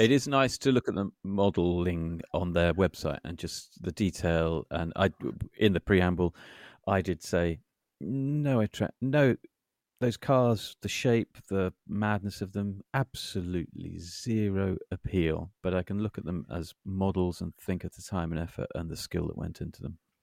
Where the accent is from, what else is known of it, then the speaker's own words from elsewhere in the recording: United Kingdom; we're British